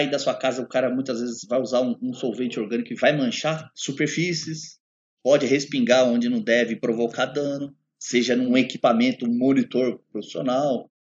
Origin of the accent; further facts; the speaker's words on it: São Paulo, Brazil; eu conheço cupim, eu sou do interior, até puxo R, principalmente o paulista. Eu sou paulista. Eu conheço cupim, vivi no interior e já sei como é que é.